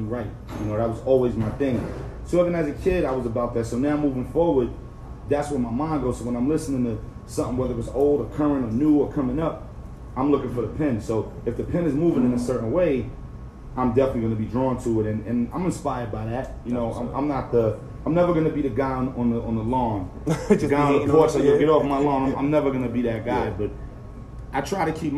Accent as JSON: {"language": "English", "town": "New York City", "region": "New York", "country": "United States", "said": "I'm from Brooklyn"}